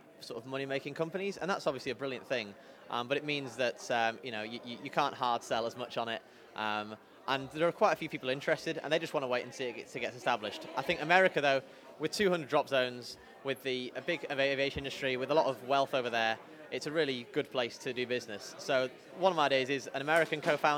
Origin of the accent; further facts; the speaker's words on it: Bury, North West England, United Kingdom; also born or lived in Liverpool / Durham; now in Manchester, United Kingdom; growing up in Bury, moved there when I was 5 years old.